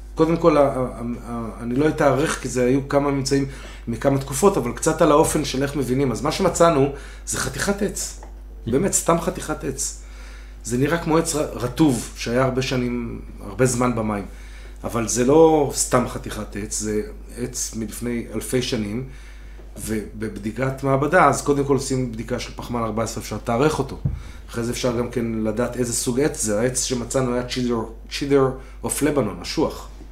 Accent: Herzliya, Tel Aviv District, Israel; ילד שגדל פה באזור

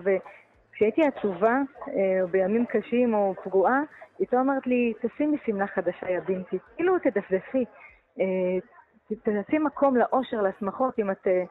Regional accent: Beit She'an, Northern District, Israel; אני ילידת בית שאן

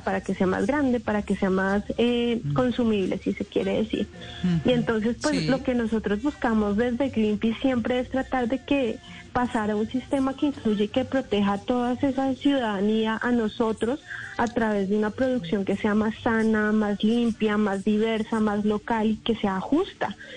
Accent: Colombia; como colombianos y colombianas

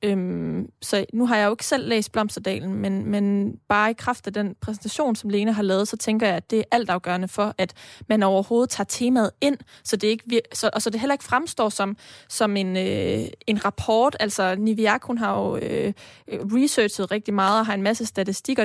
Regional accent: Denmark; vi jo også som danskere, øh, etniske danskere

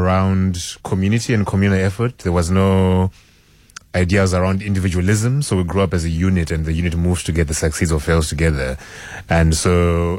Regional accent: Zimbabwe; moved away as an adult; now in Cape Town, South Africa; I grew up in Zimbabwe

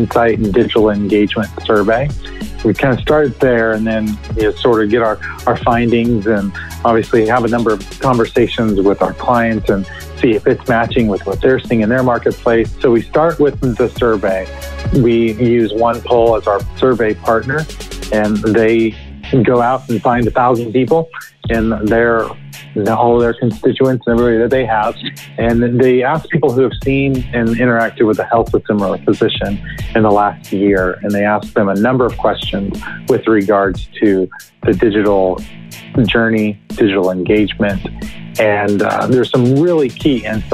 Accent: Southern California, United States; now in Nashville, United States; I'm originally from Southern California, but I've been in Nashville long enough to where I feel like I'm a native

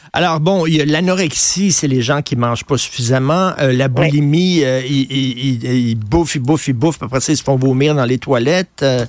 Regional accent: Montreal, Quebec, Canada; j'ai grandi à Verdun, je viens de Verdun

